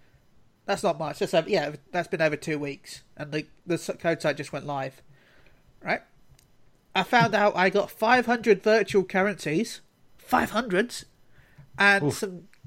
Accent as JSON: {"language": "English", "region": "London", "country": "United Kingdom", "tie": "born or raised there", "said": "I was born in London, so."}